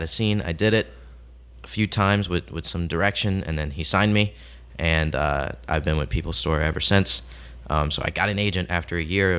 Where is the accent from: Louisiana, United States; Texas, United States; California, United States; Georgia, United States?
Louisiana, United States; Houma; I was born in Houma, Louisiana. I'm sure you two know where that is. Mm-hmm. But to the people listening, that's probably about an hour south of New Orleans, around that area. Very small town. And I grew up there.